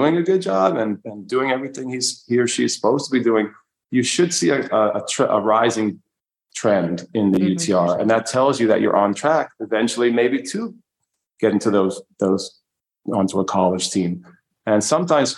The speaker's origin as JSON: {"language": "English", "region": "New York", "country": "United States", "moved": "yes", "lives_now": "Manchester, Vermont, United States", "said": "I'm a New Yorker"}